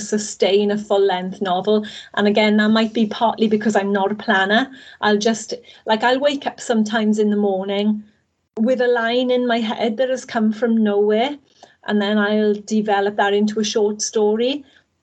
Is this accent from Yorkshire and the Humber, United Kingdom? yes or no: no; Wales, United Kingdom; I'm Welsh at the end of the day. I've spent all my life living in Wales